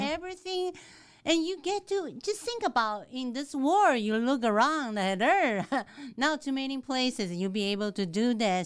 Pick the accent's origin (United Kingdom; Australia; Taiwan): Taiwan; English is a second language; moved away as an adult; also born or lived in Dallas area, Texas; now in Texas, United States; I was born and raised in Taiwan, and I came to this country at the age of twenty-four